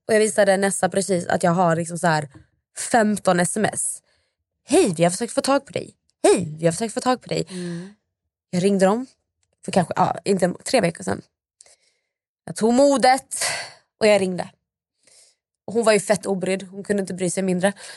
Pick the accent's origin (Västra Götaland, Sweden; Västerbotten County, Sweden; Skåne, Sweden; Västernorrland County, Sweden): Skåne, Sweden; Malmö; jag kommer från Malmö